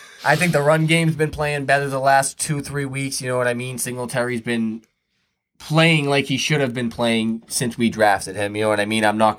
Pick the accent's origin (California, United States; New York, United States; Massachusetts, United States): Massachusetts, United States; Boston; Born and raised in Boston